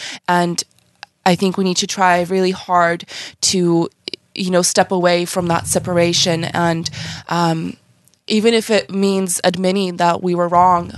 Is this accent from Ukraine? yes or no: yes; Ukraine; now in United States; I came from Ukraine. I've only been here about 18 years.